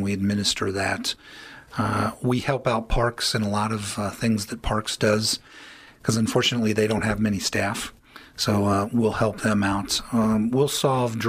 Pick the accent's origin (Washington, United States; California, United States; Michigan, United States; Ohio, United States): Ohio, United States; Elyria; also born or lived in Akron; I grew up in Elyria